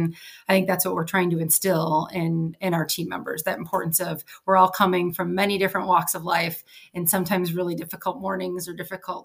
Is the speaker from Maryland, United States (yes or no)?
no; Cleveland, Ohio, United States; moved away; I'm heading back to my hometown of Cleveland, Ohio in less than a week for my 25th high school reunion